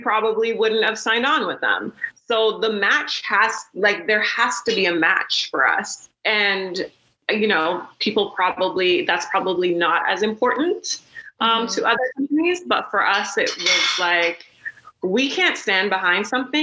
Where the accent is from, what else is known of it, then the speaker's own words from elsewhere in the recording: Toronto, Ontario, Canada; we're from Toronto